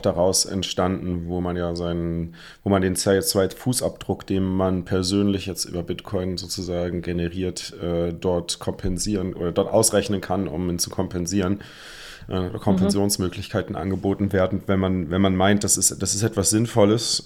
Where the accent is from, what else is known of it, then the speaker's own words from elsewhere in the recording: Germany; als typischer Deutscher